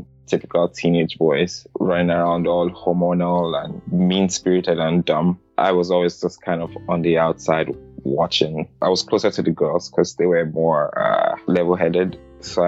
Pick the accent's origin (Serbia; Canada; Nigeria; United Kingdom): Nigeria; Lagos; now in United States; I grew up in Surulere.